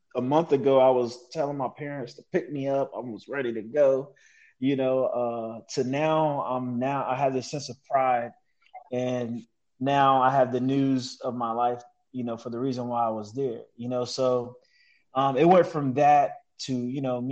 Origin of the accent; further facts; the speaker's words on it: Summerville, South Carolina, United States; I'm from Somerville, South Carolina, a town near Charleston, South Carolina, and I joined the Marine Corps out of high school in 2007.